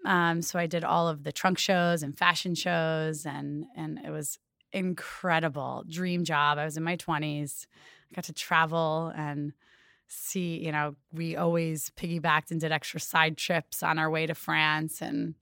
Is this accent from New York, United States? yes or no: yes; New York, United States; I'm originally from upstate New York, Hudson Valley.